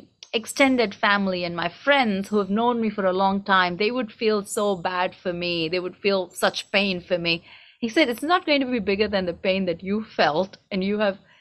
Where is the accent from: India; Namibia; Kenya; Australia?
India; first language Tamil; English is a second language; now in United States; I grew up in India